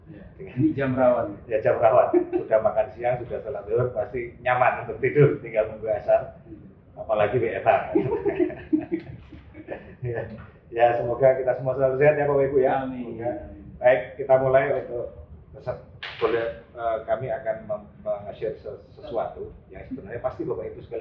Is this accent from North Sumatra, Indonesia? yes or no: no; Gunungkidul, Special Region of Yogyakarta, Indonesia; born there; lahir di Gunung Kidul